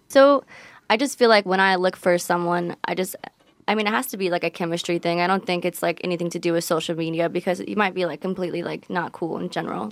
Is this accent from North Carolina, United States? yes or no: no; San Diego, California, United States; I'm from San Diego, California